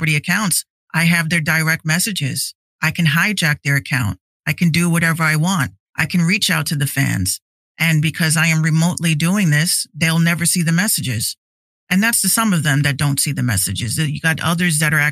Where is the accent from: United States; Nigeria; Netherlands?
United States; Yonkers, New York; also born or lived in Bronx, New York; I grew up in Yonkers as well as the Bronx